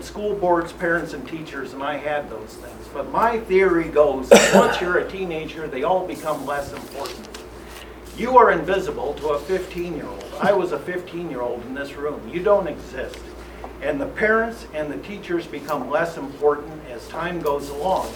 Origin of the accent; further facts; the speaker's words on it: Lakeview, Iowa, United States; moved away as an adult; also born or lived in Des Moines, Iowa; I'm from Lakeview. I was in the class of 1982 here.